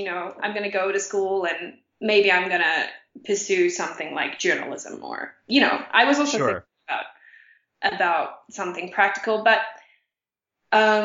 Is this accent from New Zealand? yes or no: yes; New Zealand; moved away as an adult; also born or lived in Brooklyn, United States / Connecticut, United States; now in Mexico; I ended up moving back to my hometown for the summer, playing the soprano all summer, and then going to the United States